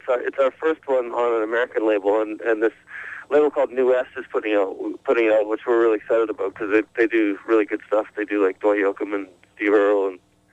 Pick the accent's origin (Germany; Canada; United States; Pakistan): Canada; Alberta; I'm from Alberta, Canada, which is the western part in the Rocky Mountains, north of Montana